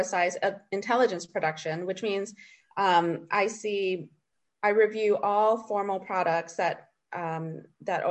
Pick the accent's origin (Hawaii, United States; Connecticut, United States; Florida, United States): Hawaii, United States; moved away as an adult; also born or lived in Washington; I grew up in Hawaii